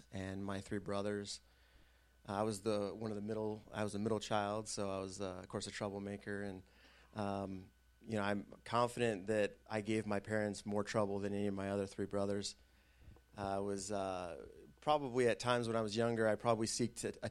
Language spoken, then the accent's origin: English; Burke, Virginia, United States; also born or lived in Salt Lake City, Utah; I was born in Salt Lake City, but I grew up mostly in a Northern Virginia suburb called Burke.